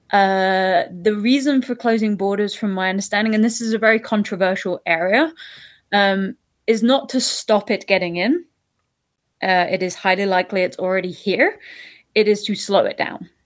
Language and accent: English; United Kingdom; now in Toronto, Canada; I'm from the U K originally, as you can probably hear in my accent